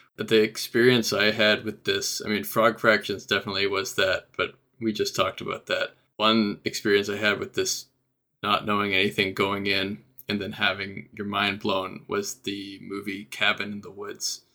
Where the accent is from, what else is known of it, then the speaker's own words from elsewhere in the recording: Canada; I'm Canadian